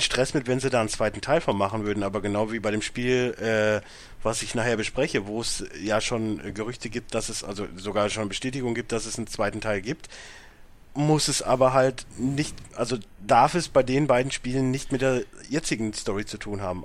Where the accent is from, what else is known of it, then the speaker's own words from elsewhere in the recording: Germany; als Deutscher